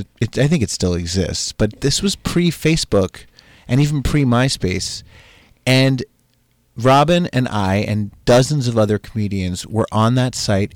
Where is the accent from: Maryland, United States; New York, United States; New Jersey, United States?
New Jersey, United States; That you had never put it together that like and you knew I was from Jersey.